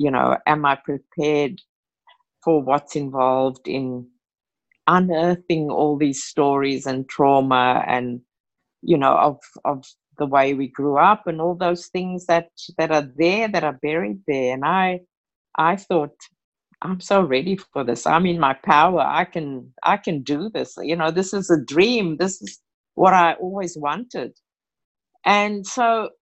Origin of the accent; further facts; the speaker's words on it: Cape Town, Western Cape, South Africa; moved away as an adult; now in Sydney, Australia; I grew up in South Africa. I was born in Cape Town, South Africa